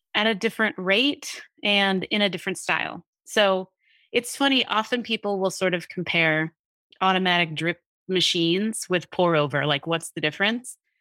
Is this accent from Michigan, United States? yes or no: no; New Jersey, United States; I grew up in New Jersey